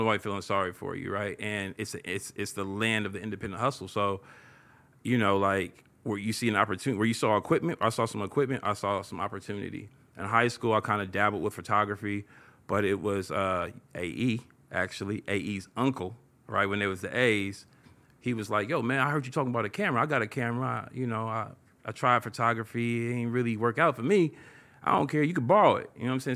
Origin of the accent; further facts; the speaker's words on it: Oakland, California, United States; I came from East Oakland, you know what I'm saying, through and through, proud of it